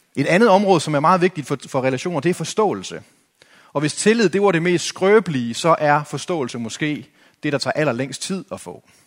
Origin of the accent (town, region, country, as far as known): Denmark